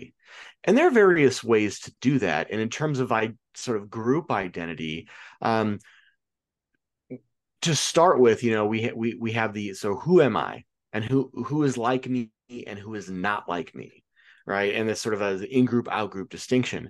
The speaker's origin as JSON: {"language": "English", "region": "Illinois", "country": "United States", "said": "I'm from Illinois"}